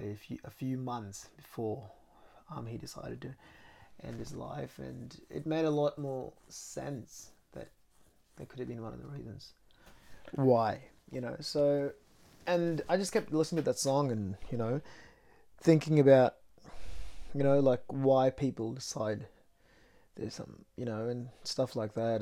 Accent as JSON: {"language": "English", "town": "Mumbai", "region": "Maharashtra", "country": "India", "moved": "yes", "said": "I was from Mumbai, which is a very busy city"}